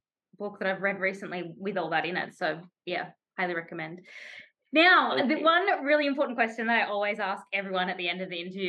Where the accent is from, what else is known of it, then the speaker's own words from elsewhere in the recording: Tasmania, Australia; I grew up in Tasmania.